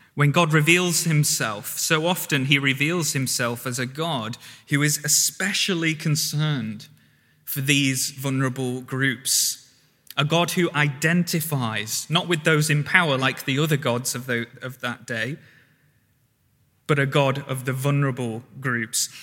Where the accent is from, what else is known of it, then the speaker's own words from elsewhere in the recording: the North, the north of England, United Kingdom; moved away; I'm from the North